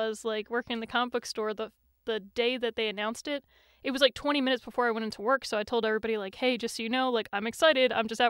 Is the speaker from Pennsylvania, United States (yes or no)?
yes; Philadelphia, Pennsylvania, United States; I'm from the Philly area